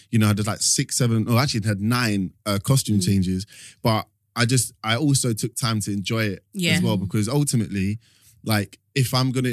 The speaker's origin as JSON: {"language": "English", "region": "London", "country": "United Kingdom", "tie": "born or raised there", "said": "I grew up in East London"}